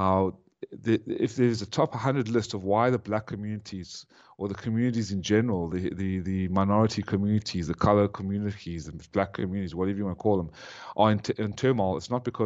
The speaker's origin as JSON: {"language": "English", "country": "South Africa", "tie": "born or raised there", "also_born_or_lived": "Ukraine", "moved": "yes", "lives_now": "United States", "said": "I was born in South Africa"}